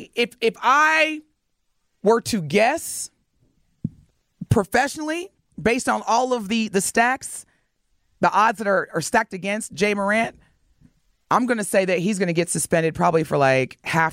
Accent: Indiana, United States; I was born and raised in Indiana.

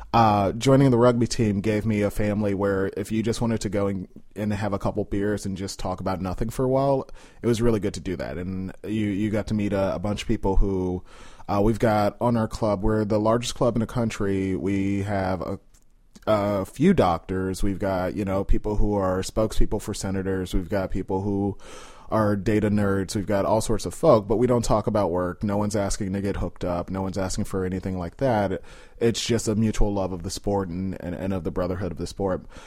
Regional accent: Chicago, Illinois, United States; moved away as an adult; now in Washington, D.C., United States; I grew up in Austin. So, I grew up, uh, at about North and Cicero

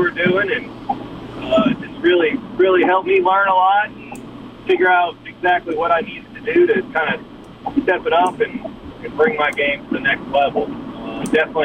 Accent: New Orleans, Louisiana, United States; also born or lived in Hattiesburg; now in Lafayette, United States; I'm born and raised in New Orleans

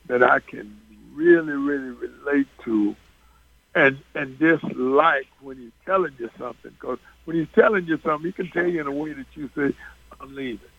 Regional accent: New York, United States; I knew of Nate when he was in high school because we're both from the New York

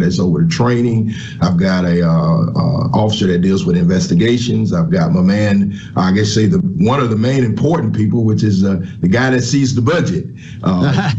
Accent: Mississippi Delta, United States; Born and raised in the Mississippi Delta

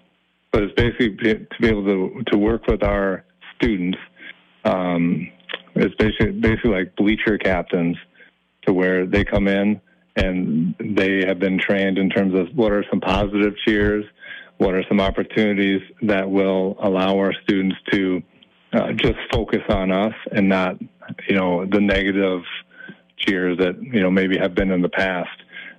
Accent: Minneapolis, Minnesota, United States; In Southwest Minneapolis. So that was a great experience. I never thought in my life that I would be outside of the metro.

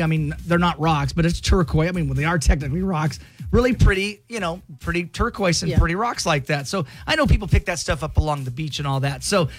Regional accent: United States; growing up on the Grand Ronde River

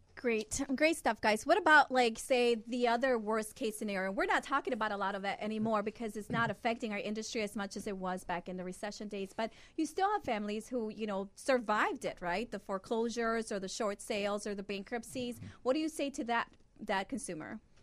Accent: Honduras; now in United States; I was born in Honduras

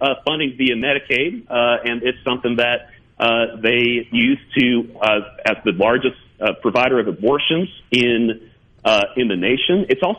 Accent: Virginia, United States; moved away as an adult; also born or lived in Maryland; now in Mississippi, United States; I was raised in Virginia, born in Maryland, but I was raised in Virginia, and I was up in Arlington on September 11th

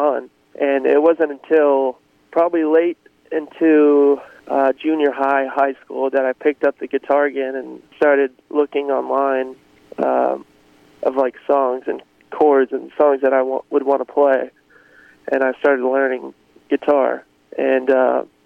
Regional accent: Greenwood, Arkansas, United States; moved away as an adult; also born or lived in Nashville; I grew up in Greenwood, Arkansas, which is right outside of Fort Smith

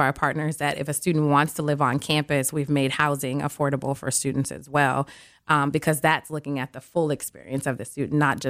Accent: Milwaukee, Wisconsin, United States; No, I am from Milwaukee, born okay. and raised here. Okay. MPS graduate, a Rufus King graduate.

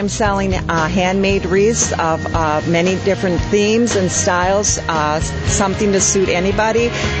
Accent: Iron Ridge, Wisconsin, United States; We're from Iron Ridge

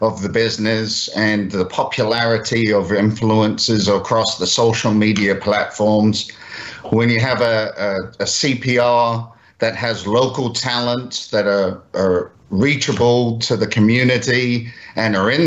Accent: London, United Kingdom; moved away as an adult; now in Mississippi, United States; London, England? Is where I was born and raised

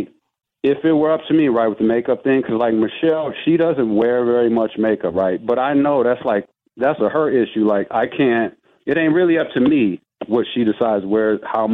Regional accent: Milwaukee, Wisconsin, United States; also born or lived in East Chicago, Indiana; But I've been in Milwaukee since I was two.

